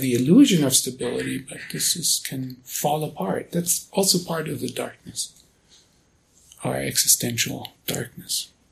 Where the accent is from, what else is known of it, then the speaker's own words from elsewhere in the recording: Germany; now in United States; being born and raised in Germany